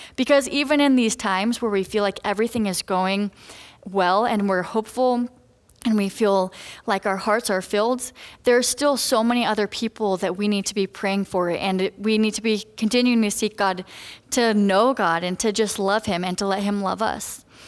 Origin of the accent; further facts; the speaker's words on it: Colorado, United States; moved away as an adult; now in Redlands, United States; I'm from Colorado